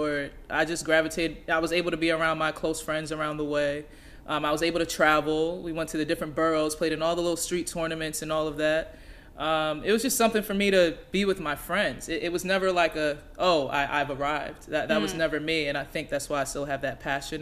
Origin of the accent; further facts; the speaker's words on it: New York City, New York, United States; moved away as an adult; now in Washington, D.C., United States; born and raised in Queens, New York, just being a kid from New York